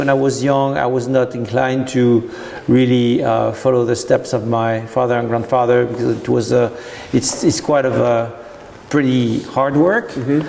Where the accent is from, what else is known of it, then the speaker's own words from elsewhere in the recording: Burgundy, Bourgogne-Franche-Comté, France; English is a second language; moved away as an adult; also born or lived in Napa, California / Tahiti; now in Oregon, United States; Originally, I'm from Burgundy